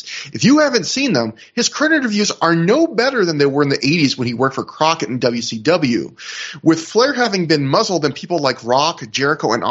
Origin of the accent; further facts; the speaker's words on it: Canada; even though I'm Canadian